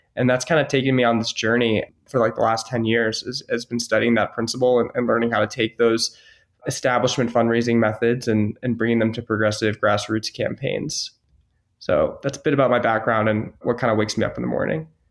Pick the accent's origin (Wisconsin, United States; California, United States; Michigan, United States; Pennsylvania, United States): Michigan, United States; Ann Arbor; I was actually born and raised in Ann Arbor, Michigan.